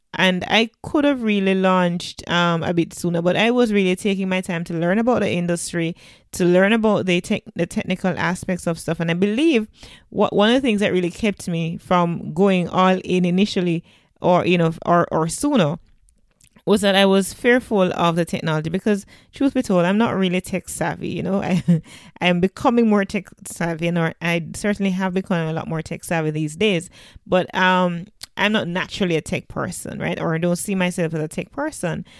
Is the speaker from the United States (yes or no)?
no; Jamaica